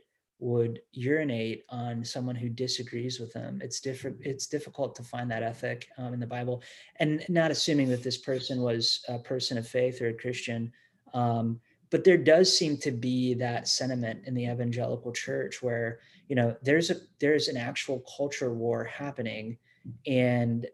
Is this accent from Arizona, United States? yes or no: no; Bellefontaine, Ohio, United States; now in Indiana, United States; growing up in Ohio